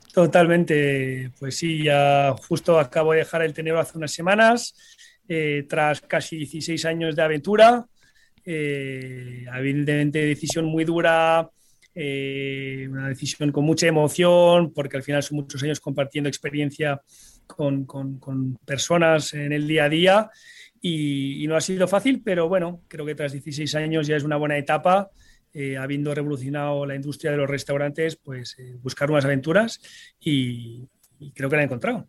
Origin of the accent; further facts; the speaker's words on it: Paris, Île-de-France, France; also born or lived in Sant Boi de Llobregat, Barcelona, Spain; nos tocó pues emigrar eh, a París, donde yo me crié, me formé